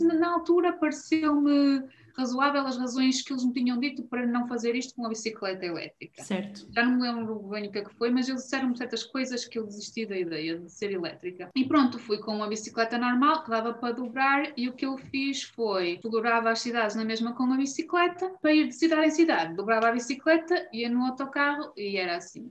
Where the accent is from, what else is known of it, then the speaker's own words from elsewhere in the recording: Esposende, Norte, Portugal; eu vivia, estava a ver com os meus pais em Forjães, que é uma terra uh, em Esposende.